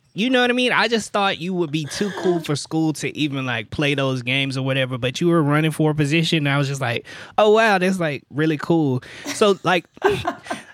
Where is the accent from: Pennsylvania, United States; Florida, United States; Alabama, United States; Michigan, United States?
Alabama, United States; Birmingham; moved away as an adult; now in Baton Rouge, United States; I'm from Birmingham, Alabama, so I'm a Southern boy.